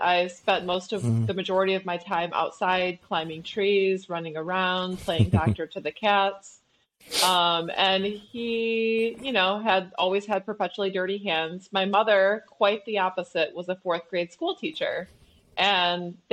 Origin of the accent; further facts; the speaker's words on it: Flint, Michigan, United States; also born or lived in New York; I was born in Flint, Michigan, but we lived 15 minutes east of Flint